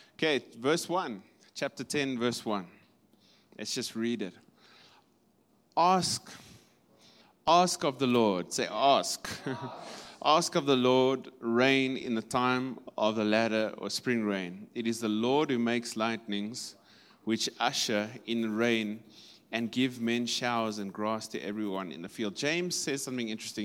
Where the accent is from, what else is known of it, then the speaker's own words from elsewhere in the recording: Kimberley, Northern Cape, South Africa; in the Northern Cape, we come from Kimberley